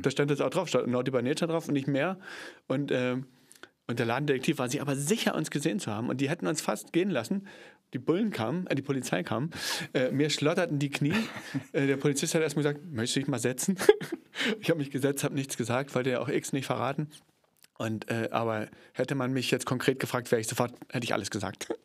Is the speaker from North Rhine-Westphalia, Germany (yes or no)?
no; Cottbus, Brandenburg, Germany; ich komme aus Cottbus, bin ja geboren in Cottbus